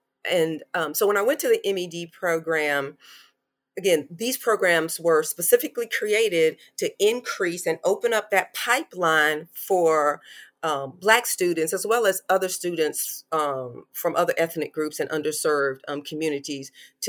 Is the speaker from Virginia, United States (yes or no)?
no; North Carolina, United States; I live in Charlotte, North Carolina, and I grew up in North Carolina.